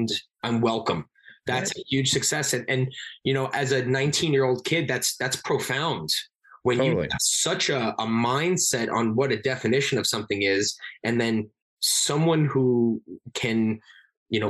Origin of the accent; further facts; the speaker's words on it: Long Island, New York, United States; I'm from Long Island, New York